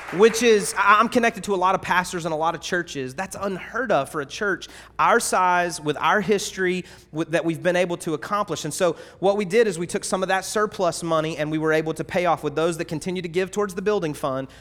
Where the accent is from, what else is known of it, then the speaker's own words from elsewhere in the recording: North Carolina, United States; moved away; also born or lived in Georgia; maybe a North Carolinian, right? That's where I was born